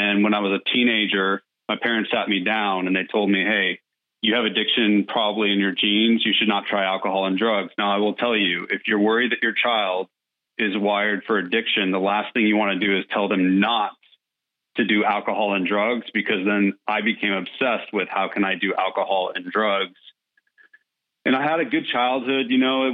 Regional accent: California, United States; now in Nashville, United States; I was in California

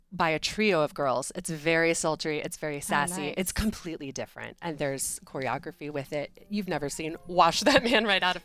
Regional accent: Virginia, United States; also born or lived in New York; I'm originally from this area

